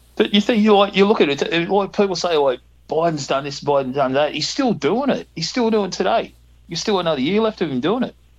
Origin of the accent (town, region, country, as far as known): Australia